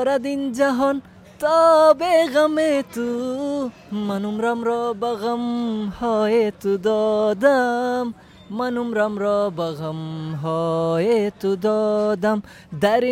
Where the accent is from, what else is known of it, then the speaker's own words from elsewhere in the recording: Baghlan, Afghanistan; English is a second language; moved away as an adult; now in Germany; I'm from Baghlan. Baghlan from Afghanistan.